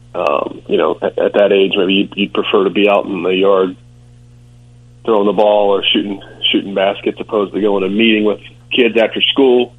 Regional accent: Rock Hill, South Carolina, United States; I'm from Rock Hill. It's a small town south of Charlotte, under the border um, in South Carolina

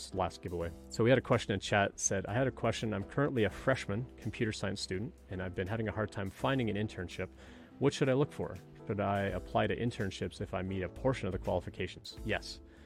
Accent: Canada; moved away; I'm originally from Canada.

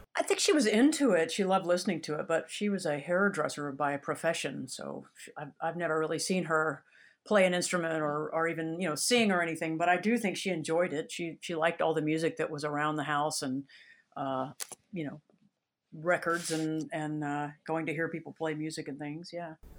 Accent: Dripping Springs, Texas, United States; now in Austin, United States; I was born in Austin, lived here I live in Austin now. I, I've lived here till I was about three or s, three or four, and then we moved out to Dripping Springs, Texas

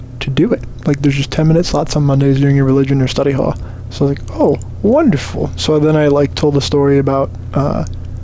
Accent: Diocese of Rockford, Illinois, United States; moved away as an adult; now in St. Paul, United States; I'm from the Diocese of Rockford

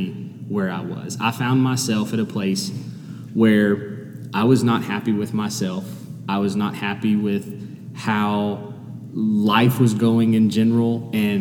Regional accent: Fort Smith, Arkansas, United States; also born or lived in Little Rock, Arkansas / Conway, Arkansas; now in Jonesboro, United States; Born in Little Rock and lived most of my life in Fort Smith. It's where I would say I'm from. That's where I was raised.

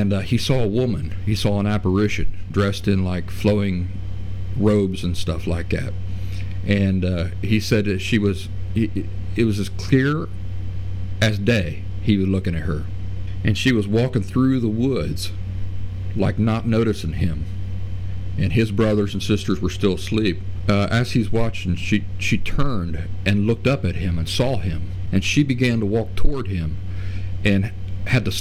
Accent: Appalachia, United States; accent: Appalachian; my Appalachian accent

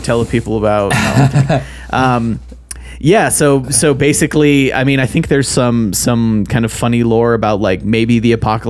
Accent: Utah, United States; I grew up in Utah, but I also still live in Utah, yes. And I have family in Idaho.

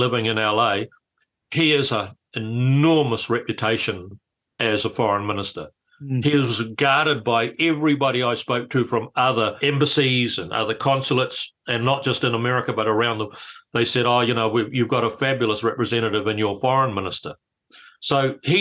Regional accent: Auckland, New Zealand; when I was a little kid growing up in Auckland in the early 50s

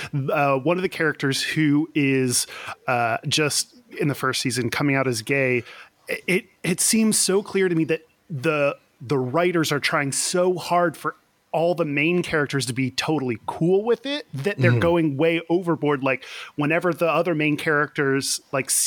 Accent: Houston, Texas, United States; now in Seattle, United States; I grew up in Houston.

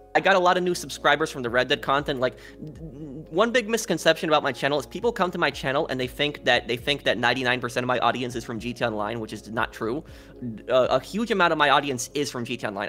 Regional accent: New York, United States; moved away; I'm originally from New York

